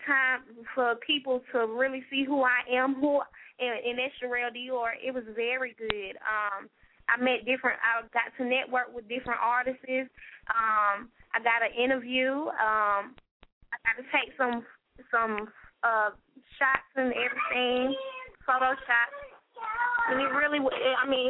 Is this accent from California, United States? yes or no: yes; Los Angeles, California, United States; now in Georgia, United States; I'm originally from Los Angeles, California, but I reside in Georgia for over, I say, 10 years.